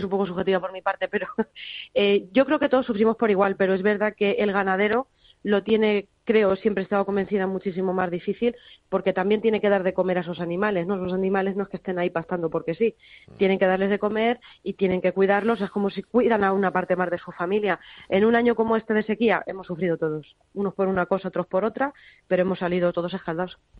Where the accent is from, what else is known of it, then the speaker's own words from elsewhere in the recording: Toledo, Castilla-La Mancha, Spain; yo que soy de Toledo